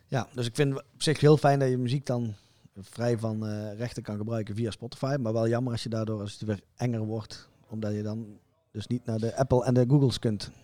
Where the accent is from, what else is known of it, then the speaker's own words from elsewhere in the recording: Zeeland, Netherlands; ik kom uit Zeeland